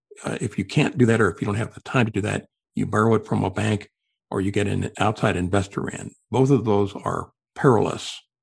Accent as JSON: {"language": "English", "town": "Los Angeles", "region": "California", "country": "United States", "said": "I'm from Los Angeles, and if there's an airport in town, I want to do it."}